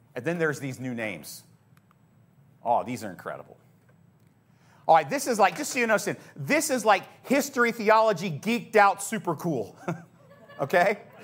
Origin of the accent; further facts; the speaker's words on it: United States; our American Christianity